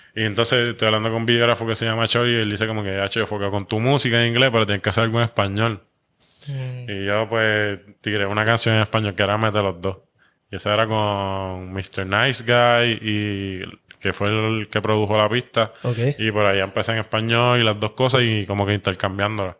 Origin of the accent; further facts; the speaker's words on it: Puerto Rico; como puertorriqueño